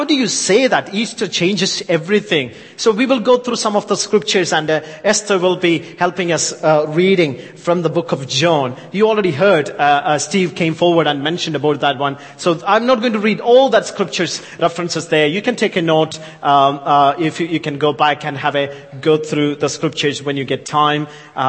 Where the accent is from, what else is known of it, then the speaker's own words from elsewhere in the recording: India; accent: thick Yorkshire with English Indian mix; I know I'm from India, so my accent is thick Yorkshire with the English Indian mix, spice, you know, it's a very, you know, very mix.